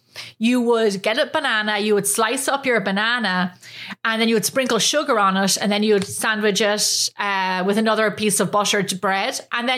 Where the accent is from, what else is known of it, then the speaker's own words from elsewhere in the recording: Ireland; now in United States; we growing up in Ireland